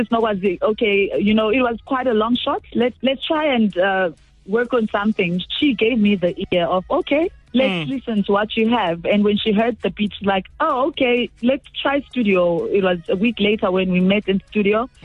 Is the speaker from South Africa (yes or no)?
yes; South Africa; also born or lived in Zimbabwe; I'm a Zimbabwean born artist based in South Africa